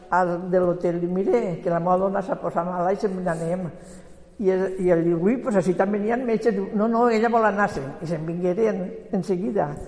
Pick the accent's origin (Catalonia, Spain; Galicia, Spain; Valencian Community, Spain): Valencian Community, Spain; Quart de Poblet; born there; Jo a quart.